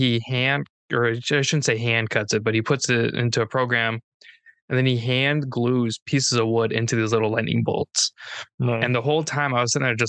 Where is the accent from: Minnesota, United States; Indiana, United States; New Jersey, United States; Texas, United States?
Minnesota, United States; I'm from Minnesota